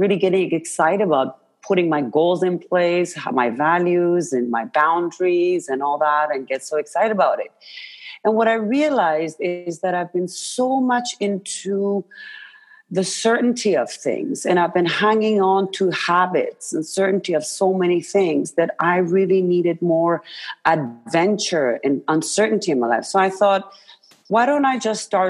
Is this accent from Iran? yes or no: yes; Iran; moved away; I was born and raised in Iran